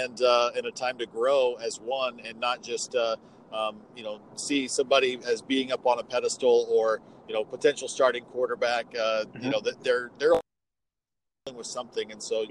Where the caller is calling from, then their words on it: Walla Walla, Washington, United States; I am calling from beautiful Walla Walla, Washington.